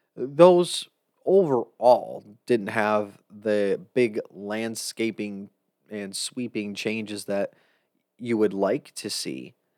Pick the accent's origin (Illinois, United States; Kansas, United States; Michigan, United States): Michigan, United States; Jackson; Jackson, Michigan's my hometown.